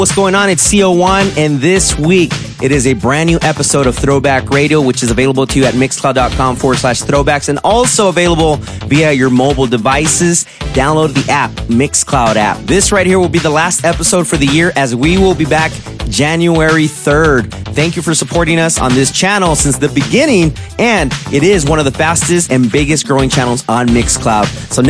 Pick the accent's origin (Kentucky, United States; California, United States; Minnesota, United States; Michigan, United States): California, United States; Santa Ana; now in Las Vegas, United States; my hometown, 714 Santa Ana.